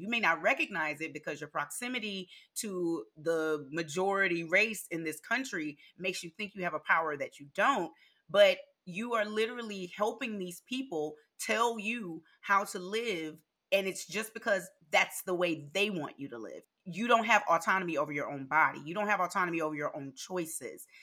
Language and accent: English; Louisiana, United States; born or raised there; moved away